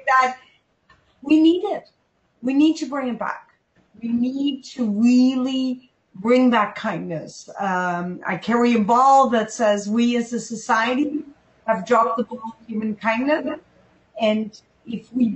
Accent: Pakistan; I was born in Pakistan, and I was born as a Muslim baby

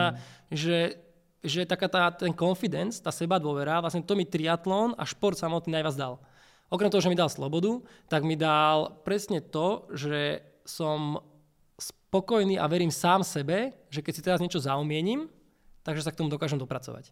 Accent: Bratislava, Bratislava Region, Slovakia; ja som z Bratislavy

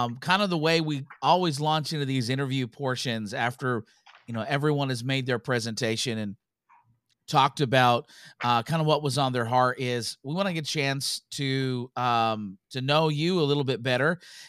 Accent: Canada; we are both Canadian.

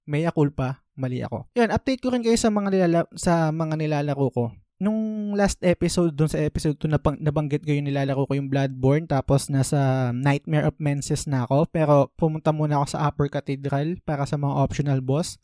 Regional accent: Vergara, Metro Manila, Philippines; Taga Vergara ako

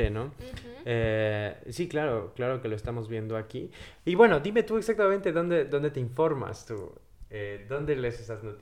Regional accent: Mexico; Siendo mexicano y estar a favor de Donald Trump.

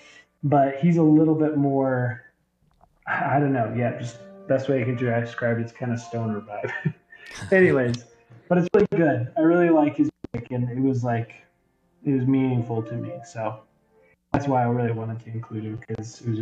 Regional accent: Provo, Utah, United States; a white guy growing up in Provo, Utah, like maybe the whitest city ever

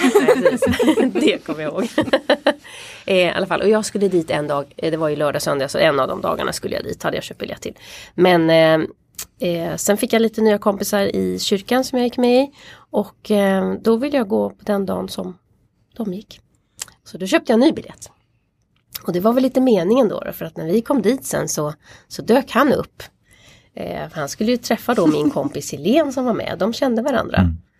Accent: Stockholm, Stockholm County, Sweden; also born or lived in Uppsala; now in Sollentuna, Sweden; jag är uppvuxen i Stockholm också så att eh, eh, ja, Stockholm har jag liksom alltid bott

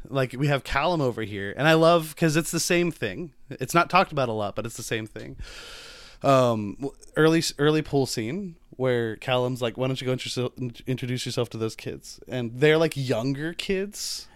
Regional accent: United States; I'm American

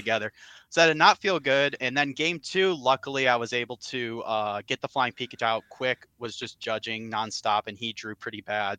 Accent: Cleveland, Ohio, United States; I'm from the Cleveland, Ohio area, Cleveland slash Akron, Ohio area

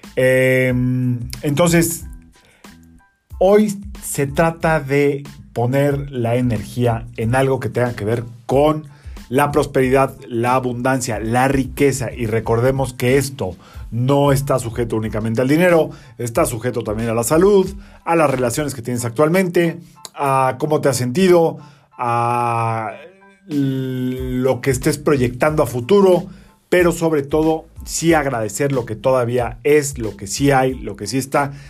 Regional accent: Mexico; somos mexicanos y crecimos con esta influencia

